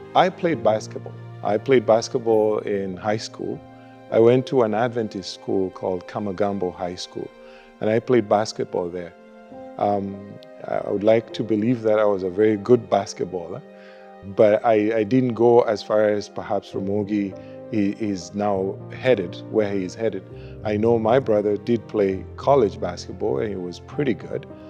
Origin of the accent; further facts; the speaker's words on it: Kenya; also born or lived in United States; now in Winnipeg, Canada; we are originally from Kenya. Uh, moved to the United States.